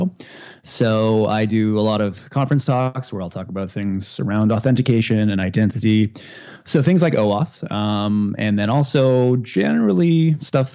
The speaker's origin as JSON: {"language": "English", "region": "Northern Canada", "country": "Canada", "tie": "born or raised there", "moved": "yes", "lives_now": "Ottawa, Canada", "said": "I grew up in Northern Canada, and I guess that's what you're hearing."}